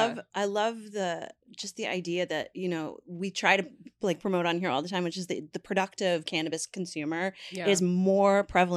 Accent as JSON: {"language": "English", "region": "Newfoundland and Labrador", "country": "Canada", "said": "I come from Newfoundland, which is a very Irish background, a very drinking culture."}